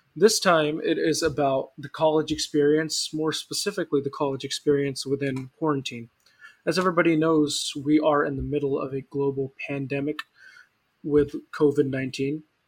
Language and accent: English; Stockton, California, United States; Stockton hot weather, which is where I live right now. It's my hometown